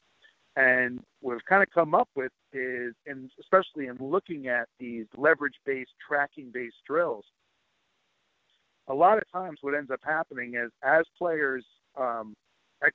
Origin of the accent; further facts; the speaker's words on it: New York City, New York, United States; I'm originally from Queens, Long Island area too